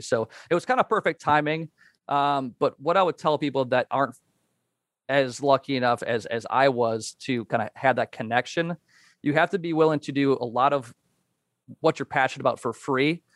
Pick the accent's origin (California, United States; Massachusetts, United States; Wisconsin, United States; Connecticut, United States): Wisconsin, United States; now in Kansas, United States; I'm currently in Kansas, uh, grew up and learned about life in Wisconsin